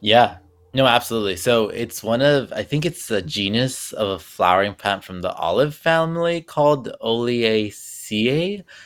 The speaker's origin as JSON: {"language": "English", "town": "Los Angeles", "region": "California", "country": "United States", "moved": "as an adult", "lives_now": "New Jersey, United States", "said": "I'm originally from Los Angeles"}